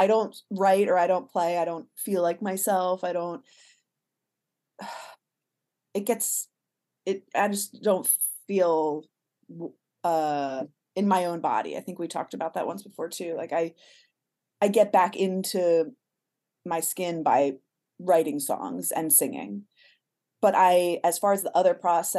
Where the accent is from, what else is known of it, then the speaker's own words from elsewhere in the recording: Miami, Florida, United States; moved away as an adult; also born or lived in Boston; now in Los Angeles, United States; I'm from Miami